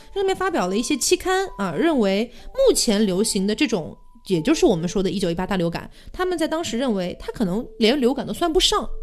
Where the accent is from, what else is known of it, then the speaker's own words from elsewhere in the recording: Chongqing, China; moved away; also born or lived in Connecticut, United States; 我的家乡半个重庆被感染了